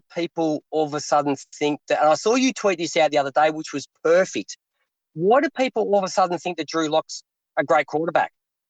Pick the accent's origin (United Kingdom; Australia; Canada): Australia; this is a problem with being an Australian.